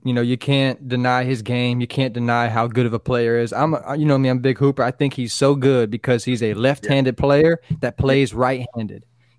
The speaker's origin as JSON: {"language": "English", "region": "Florida", "country": "United States", "said": "Florida guy through and through."}